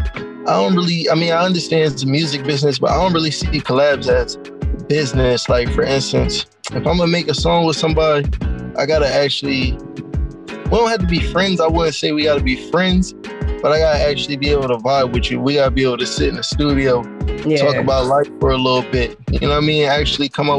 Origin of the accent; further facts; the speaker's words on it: Camden, New Jersey, United States; I'm from Camden, New Jersey